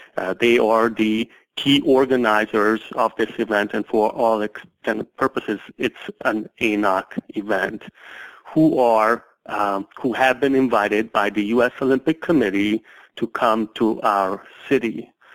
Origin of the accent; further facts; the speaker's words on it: Hungary; now in United States; as a young child growing up in Hungary